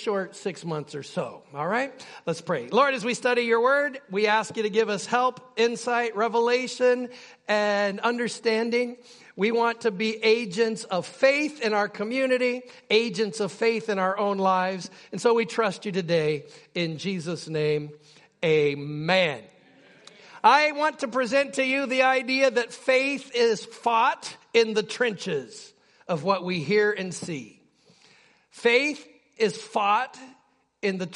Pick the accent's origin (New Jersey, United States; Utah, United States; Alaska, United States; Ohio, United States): Alaska, United States; Utqiagvik; when I was a kid, I grew up in Barrow